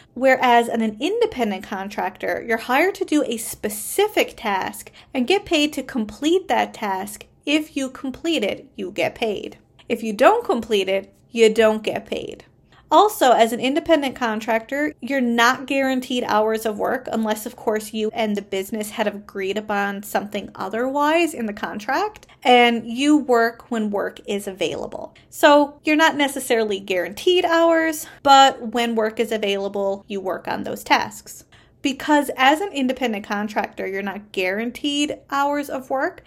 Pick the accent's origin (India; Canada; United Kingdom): Canada; I am a Canadian social worker